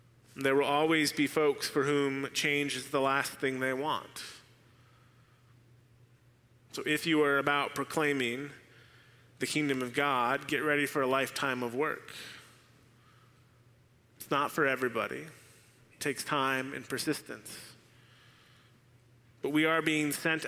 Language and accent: English; Arizona, United States; Arizona, my home state